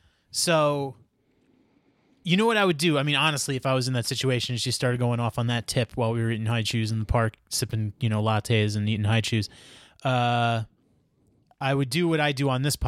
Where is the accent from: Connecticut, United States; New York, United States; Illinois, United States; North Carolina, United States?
New York, United States; Queens; I would say, you know, I'm from Queens. It's... considered the most diverse county in the world, all types of people living in harmony together, going to the park, enjoying their time in the sun when it's available to them in New York.